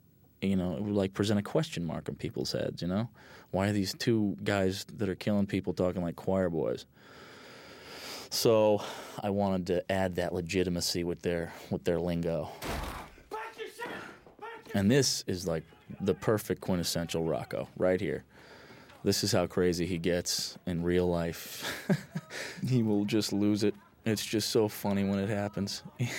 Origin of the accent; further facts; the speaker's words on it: Hartford, Connecticut, United States; also born or lived in East Coast; You know, I'm from New England. I was born in Hartford, Connecticut, and lived all up and down the East Coast.